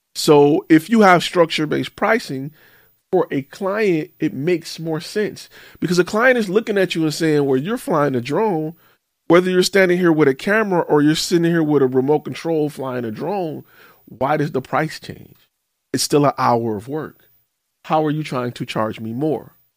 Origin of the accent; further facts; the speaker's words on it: Detroit, Michigan, United States; moved away; I'm from Detroit